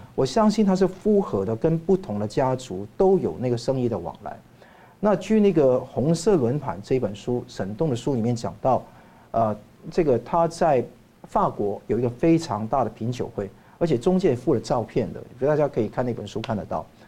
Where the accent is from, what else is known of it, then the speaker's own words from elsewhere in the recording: Hong Kong; now in Taiwan; 包括我在内，从香港来的人